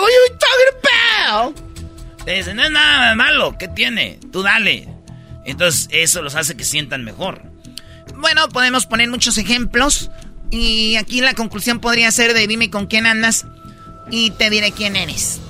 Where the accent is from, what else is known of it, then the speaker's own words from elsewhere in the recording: Tepatitlán, Jalisco, Mexico; yo soy de Tepatitlán, Jalisco